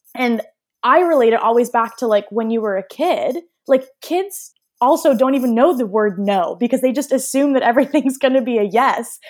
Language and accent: English; Waltham, Massachusetts, United States; moved away; also born or lived in Toronto, Canada; i grew up in waltham massachusetts so like right outside of boston